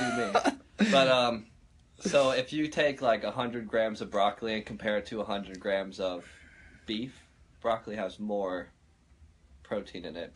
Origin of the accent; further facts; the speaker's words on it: Florida, United States; moved away; I came from Florida